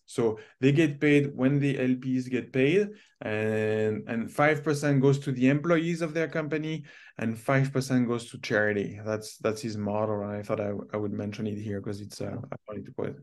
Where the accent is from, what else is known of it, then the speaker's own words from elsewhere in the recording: Canada; as a Canadian investing in the U.S.